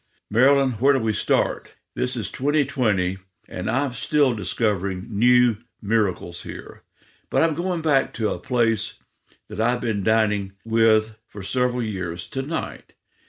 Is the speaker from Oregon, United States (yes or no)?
no; Atlanta, Georgia, United States; moved away; here in Atlanta, my hometown.